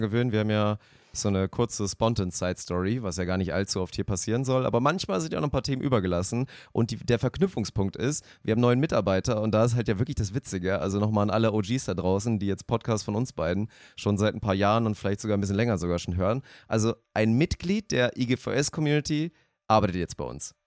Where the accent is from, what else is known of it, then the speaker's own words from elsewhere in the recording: Lower Saxony, Germany; Das einzige Privileg aus Niedersachsen zu kommen, dass man akzentfrei Deutsch sprechen